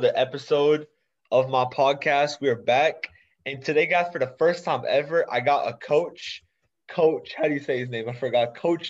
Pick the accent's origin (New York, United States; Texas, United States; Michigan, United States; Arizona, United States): Texas, United States; Dallas; I'm from Dallas also.